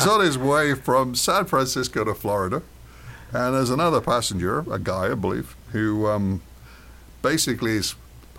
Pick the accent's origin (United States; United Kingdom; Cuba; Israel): United Kingdom; As a Brit